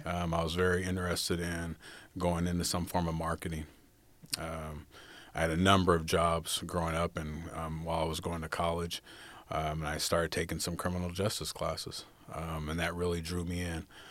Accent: Fresno, California, United States; also born or lived in Los Angeles, California; I was raised primarily in Fresno, California

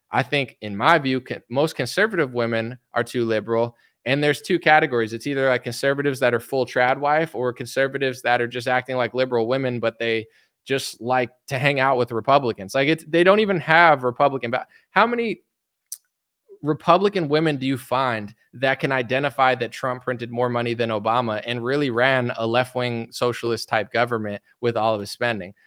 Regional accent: United States; I'm American

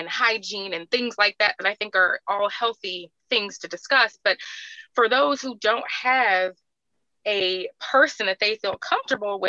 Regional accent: California, United States; moved away as an adult; also born or lived in Alabama; I grew up in California. I went to school in Alabama

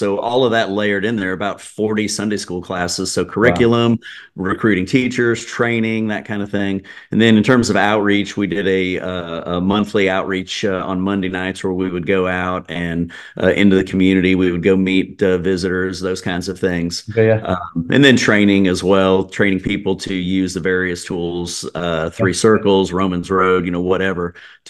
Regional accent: Atlanta, Georgia, United States; I grew up in the Atlanta area

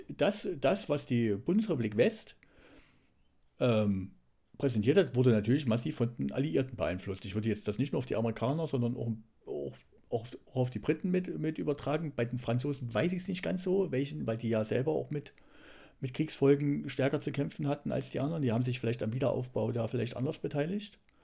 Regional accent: East Germany, Germany; moved away; wir hier als, als Ossis

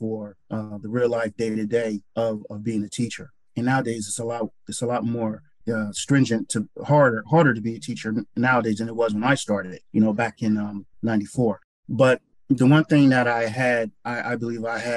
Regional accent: Newark, New Jersey, United States; also born or lived in Holmdel, New Jersey; I grew up in Newark, New Jersey.

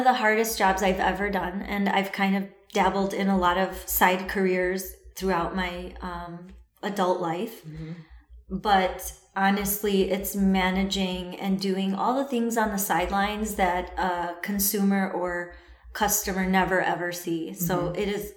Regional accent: Chicago, Illinois, United States; first language Assyrian Neo-Aramaic; I'm from Chicago. I was born and raised in Chicago

